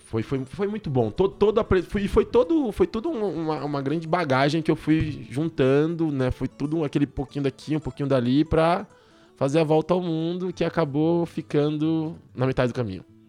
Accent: São Paulo, Brazil; moved away as an adult; Cresci aqui em São Paulo na favela.

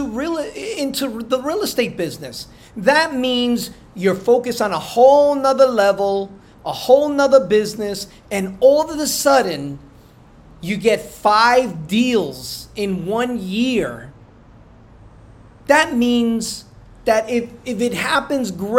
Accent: New Jersey, United States; I'm from Jersey

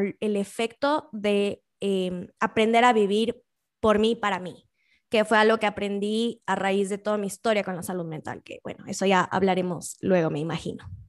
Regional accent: Quito, Pichincha, Ecuador; soy quiteña, quiteña de corazón, es más, es chistoso, nací el día antes de la independencia de Quito

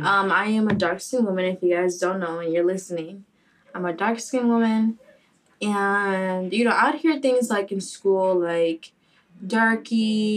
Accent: Boca Raton, Florida, United States; Like, for me, especially, I grew up in Boca

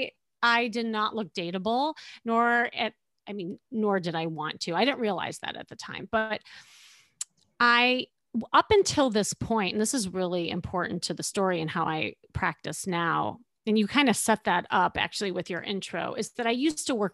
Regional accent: Chicago, Illinois, United States; moved away as an adult; now in Los Angeles, United States; I'm still from Chicago

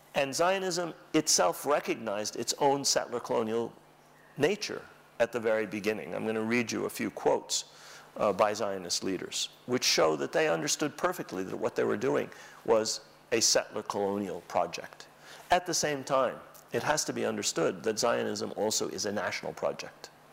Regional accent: New York, United States; accent: American; I was born in New York as a result of the Nakba. So I have a perfect American accent because of the Nakba.

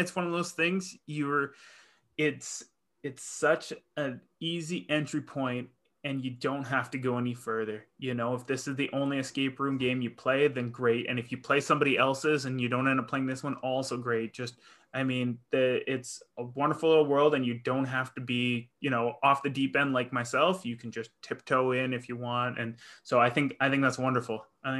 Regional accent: Northwest Territories, Canada; I was born in the Northwest Territories in Canada, and like so far up north and that there's like polar bears and stuff.

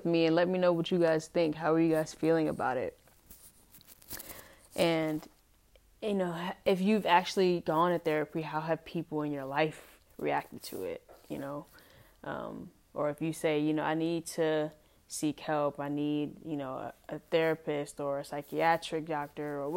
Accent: United States; as an adult growing up in America and obviously being Black, being African-American

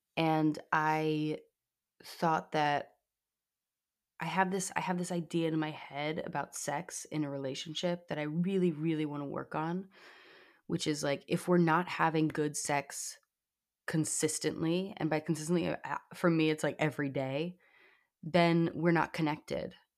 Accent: New York City, New York, United States; I grew up in New York City

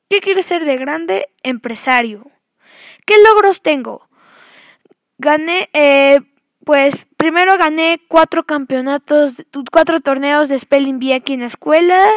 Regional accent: Orizaba, Veracruz, Mexico; born there; Nací en Orizaba, Veracruz, en el, eh, Hospital La Concordia.

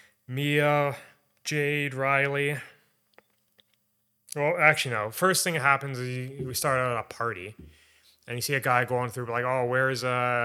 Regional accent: Canada; Because we're Canadian, so.

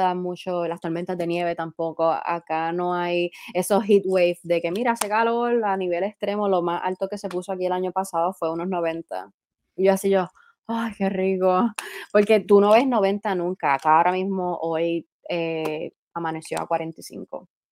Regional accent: Puerto Rico; moved away as an adult; now in Washington, United States; yo, Puerto Rico, pues somos una colonia y somos parte de Estados Unidos directamente

